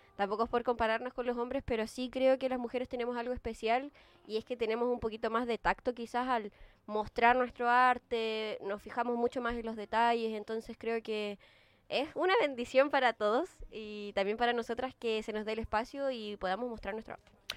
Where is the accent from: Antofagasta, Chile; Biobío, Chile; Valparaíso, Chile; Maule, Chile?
Antofagasta, Chile; moved away as an adult; now in Santiago, Chile; Yo soy de Antofagasta